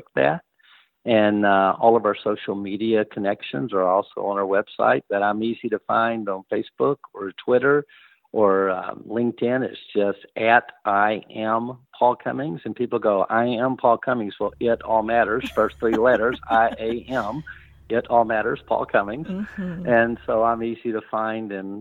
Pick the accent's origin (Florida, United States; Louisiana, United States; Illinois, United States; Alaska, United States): Louisiana, United States; growing up in Louisiana